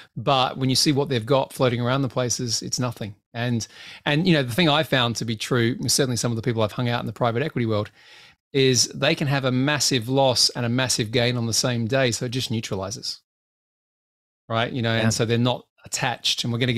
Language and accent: English; Australia; now in United Kingdom; Well, yeah, I'm Australian. You forget this. I live here.